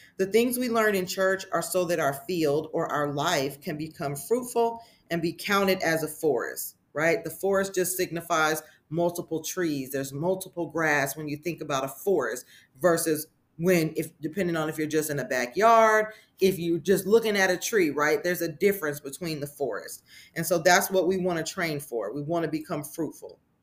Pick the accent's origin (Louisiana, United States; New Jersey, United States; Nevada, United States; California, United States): Nevada, United States; Las Vegas; moved away as an adult; now in Texas, United States; I'm originally born and raised in Las Vegas, Nevada. I, however, have been living in Texas for at least seven years